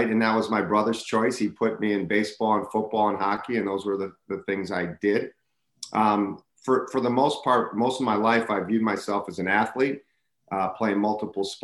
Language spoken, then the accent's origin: English; Racine, Wisconsin, United States; I'm a Wisconsinite, born and raised in Racine, Wisconsin